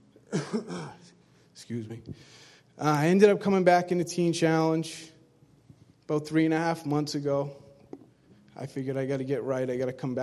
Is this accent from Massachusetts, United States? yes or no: yes; Brockton, Massachusetts, United States; I'm from Brockton, Mass. My life was, it was simple growing up